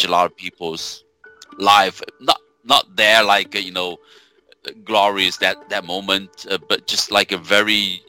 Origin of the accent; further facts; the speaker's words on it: China; English is a second language; moved away as an adult; also born or lived in Beijing / Wuxi; I'm the first person from my village to be, you know, having the chance to get into the college